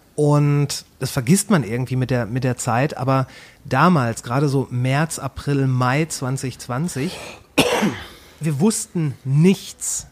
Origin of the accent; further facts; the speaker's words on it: Kamen, North Rhine-Westphalia, Germany; also born or lived in Ruhr area; now in Bochum, Germany; aufgewachsen bin ich in der kleinen Mittelstadt Kamen